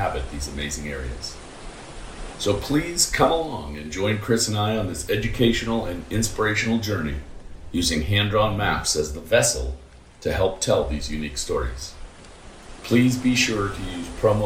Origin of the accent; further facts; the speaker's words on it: Toronto, Ontario, Canada; now in Missoula, United States; When we were young kids growing up in Toronto